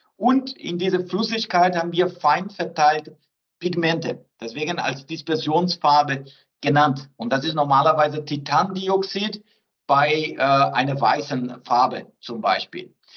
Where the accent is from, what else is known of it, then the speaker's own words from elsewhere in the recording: southern Brazil, Brazil; German is a second language; moved away as an adult; also born or lived in France / Bayreuth, Germany; now in Fichtelgebirge, Germany; ich bin gebürtiger Brasilianer